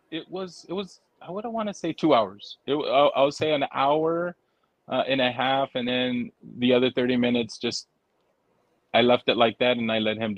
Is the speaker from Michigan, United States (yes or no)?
yes; Holland, Michigan, United States; I'm from Holland, Michigan. I'm just visiting.